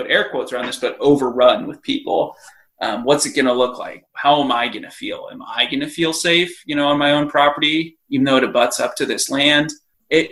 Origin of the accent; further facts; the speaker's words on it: Colorado, United States; also born or lived in Montana; now in Idaho, United States; I lived in Montana for just about 2.5 years. I grew up in Colorado. I live in Idaho now